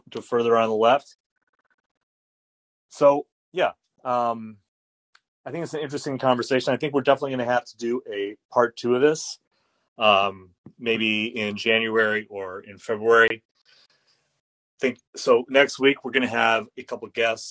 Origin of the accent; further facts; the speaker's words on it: United States; I also remember going overseas during the Bush years and being embarrassed about being American